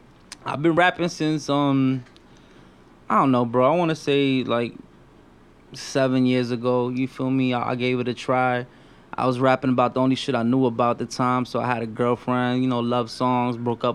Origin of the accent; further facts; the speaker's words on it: New York City, New York, United States; I was born and raised in Brooklyn.